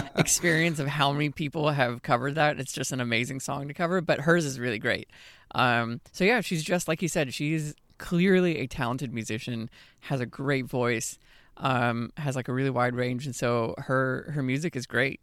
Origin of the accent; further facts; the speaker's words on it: Austin, Texas, United States; my hometown of Austin